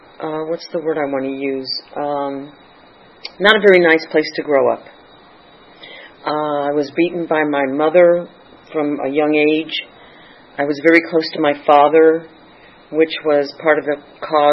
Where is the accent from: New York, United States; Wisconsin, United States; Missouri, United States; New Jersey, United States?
Missouri, United States; St. Louis; now in Santa Clarita, United States; I was born in St. Louis